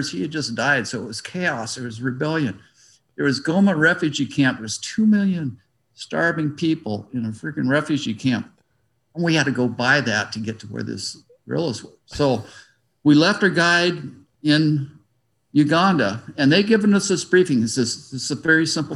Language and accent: English; United States; I'm American